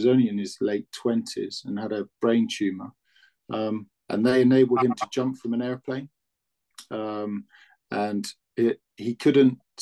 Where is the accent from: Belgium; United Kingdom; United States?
United Kingdom; Newbury, South East England; moved away as an adult; also born or lived in West Yorkshire; I was from Newbury